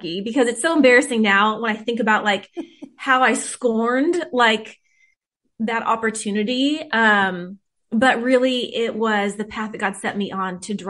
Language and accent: English; Whittier, California, United States; I grew up in Whittier, California, with mostly my mom and my two older sisters.